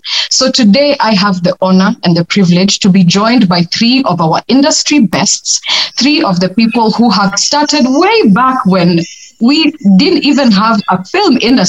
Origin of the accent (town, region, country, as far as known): Kenya